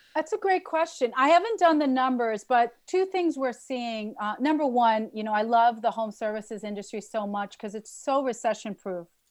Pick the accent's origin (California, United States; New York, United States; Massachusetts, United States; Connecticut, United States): New York, United States; I'm a New Yorker.